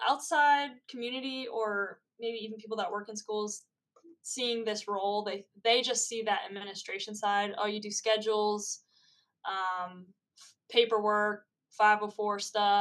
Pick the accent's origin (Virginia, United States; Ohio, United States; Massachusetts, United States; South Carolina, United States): Virginia, United States; Northern; originally I am from Northern Virginia